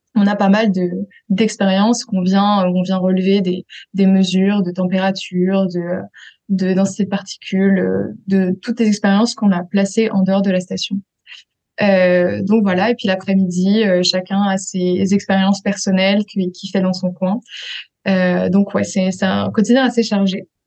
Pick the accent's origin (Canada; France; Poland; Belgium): France; Paris region, Île-de-France; moved away; also born or lived in Switzerland; j'ai grandi euh, en France, euh, en région parisienne